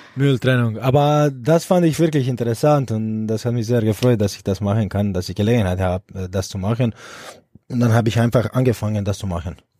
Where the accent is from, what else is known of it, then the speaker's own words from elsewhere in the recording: Split, Split-Dalmatia County, Croatia; German is a second language; moved away as an adult; now in Erlangen, Germany; ich bin in Split groß geworden und aufgewachsen